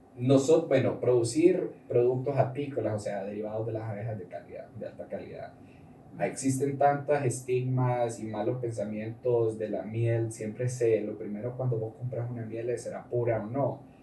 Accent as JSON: {"language": "Spanish", "country": "Honduras", "also_born_or_lived": "Costa Rica", "said": "Soy hondureño"}